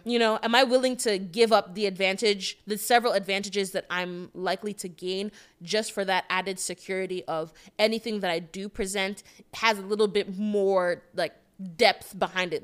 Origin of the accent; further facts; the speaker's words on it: Nigeria; moved away; also born or lived in Connecticut, United States; I'm an international black woman from tech that I'm from Nigeria